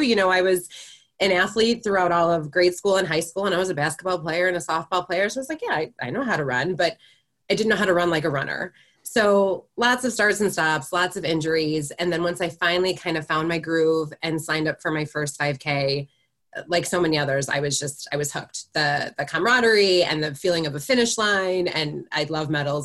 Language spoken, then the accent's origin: English; Chicago, Illinois, United States; now in Michigan, United States; I'm originally from Chicago